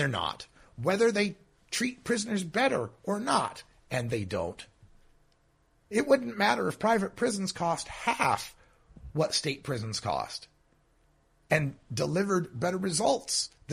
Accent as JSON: {"language": "English", "region": "Idaho", "country": "United States", "tie": "born or raised there", "said": "my home state of Idaho"}